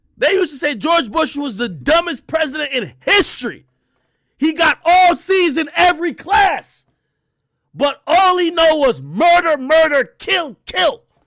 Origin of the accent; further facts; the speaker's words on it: Jamaica; now in United States; I was born in Jamaica